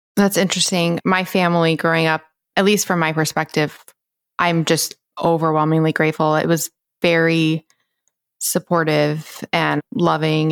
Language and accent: English; the South, United States; how I was raised, like Bible Belt Christian South